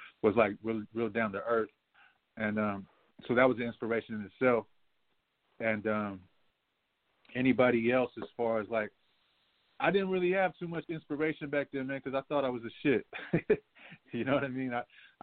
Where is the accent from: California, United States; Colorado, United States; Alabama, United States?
California, United States; San Francisco; I'm coming from Frisco